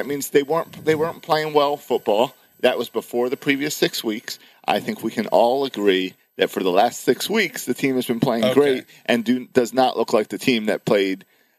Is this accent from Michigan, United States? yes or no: no; Maryland, United States; moved away as an adult; now in Florida, United States